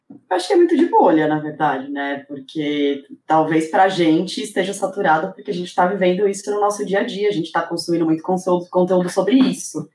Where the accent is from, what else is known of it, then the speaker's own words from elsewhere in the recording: São Paulo, Brazil; Deu pra ver que eu sou paulista mesmo, né? Porque eu falo bastante meu